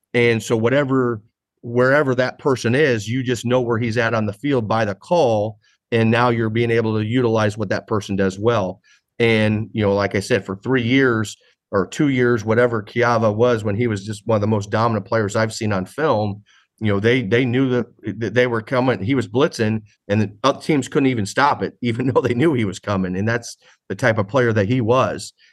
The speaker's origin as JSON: {"language": "English", "region": "Midwest", "country": "United States", "moved": "yes", "lives_now": "San Diego, United States", "said": "I'm from the Midwest"}